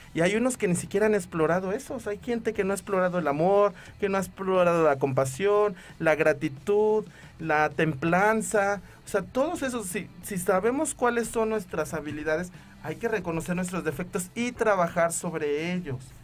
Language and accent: Spanish; Mexico; nosotros como mexicanos